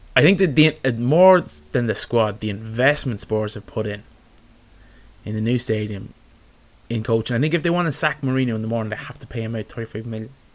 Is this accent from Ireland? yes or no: yes; Ireland; as Irish fans